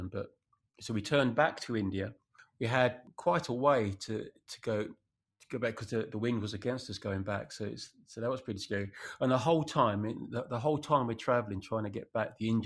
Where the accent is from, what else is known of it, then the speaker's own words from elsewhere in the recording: England, United Kingdom; I'm English.